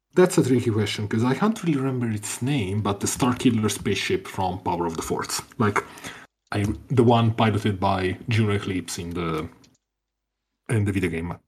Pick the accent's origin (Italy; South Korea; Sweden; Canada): Italy; from Italy